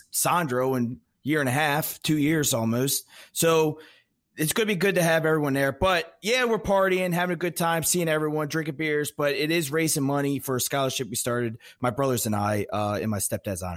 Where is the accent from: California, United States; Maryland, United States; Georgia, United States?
Maryland, United States; I grew up like right on the Maryland Delaware PA